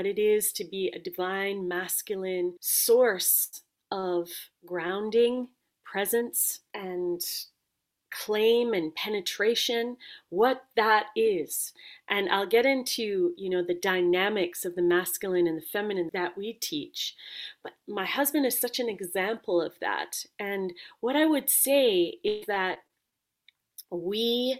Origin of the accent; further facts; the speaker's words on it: Jamaica; I come from Jamaica